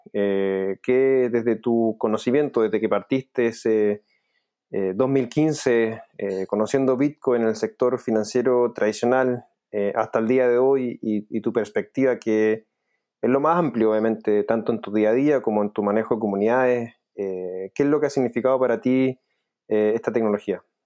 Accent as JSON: {"language": "Spanish", "country": "Chile", "said": "yo como chileno"}